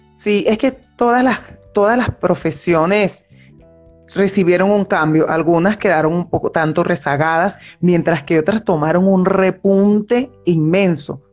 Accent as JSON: {"language": "Spanish", "country": "Venezuela", "moved": "as an adult", "lives_now": "Argentina", "said": "soy psicólogo clínico de Venezuela, radicada actualmente en Argentina desde hace año y medio"}